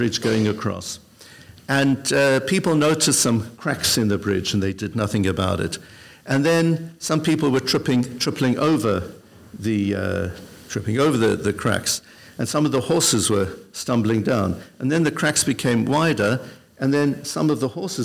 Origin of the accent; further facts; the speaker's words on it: Benoni, Gauteng, South Africa; now in London, United Kingdom; When I was at the most impressionable age, I was growing up in South Africa. My father then was a rabbi. His very first position was in a town called Benoni, just 20 miles outside of Johannesburg